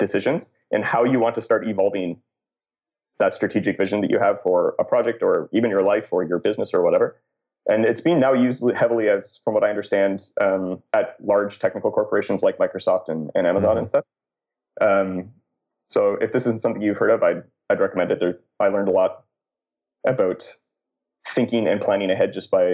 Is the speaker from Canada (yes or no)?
yes; Canada; I'm Canadian